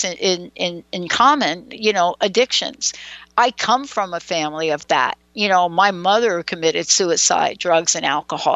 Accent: New York City, New York, United States; me growing up in the Bronx

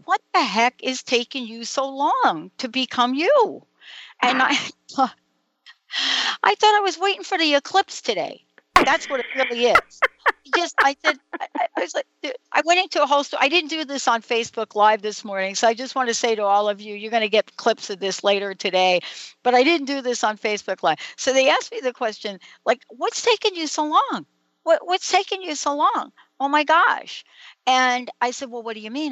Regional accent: New York City, New York, United States; now in Seattle, United States; I was born in the Bronx, New York, in St. Francis Hospital

